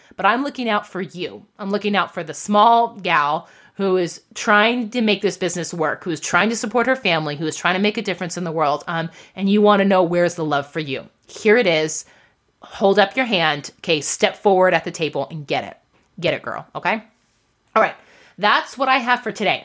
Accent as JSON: {"language": "English", "country": "United States", "said": "we are American entrepreneurs"}